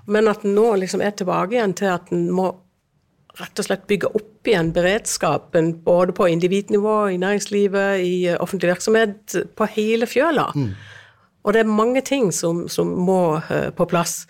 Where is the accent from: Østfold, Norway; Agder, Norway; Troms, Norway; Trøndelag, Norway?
Agder, Norway; Lyngdal; Jeg kommer fra Agder, en kommune som heter Lyngdal